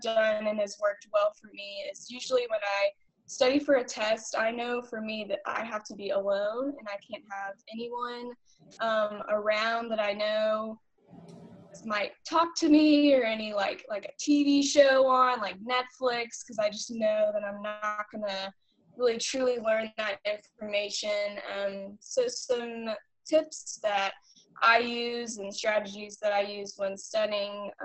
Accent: Birmingham, Alabama, United States; moved away as an adult; now in Waco, Texas, United States; I'm from Birmingham, Alabama

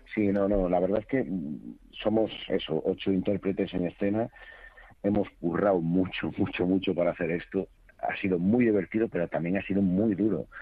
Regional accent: Rías Baixas, Galicia, Spain; yo soy de las Rías Baixas eh, y tengo un acento completamente diferente al que es de la Mariña Lucense

